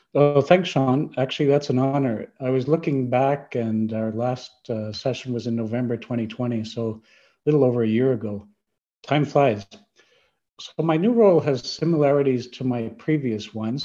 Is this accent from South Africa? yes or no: no; Canada; I'm from Canada